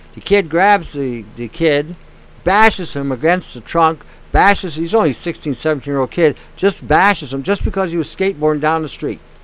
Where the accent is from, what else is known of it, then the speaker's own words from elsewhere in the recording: Detroit, Michigan, United States; now in Canada; I grew up in Detroit when I was younger, and I saw firsthand the violence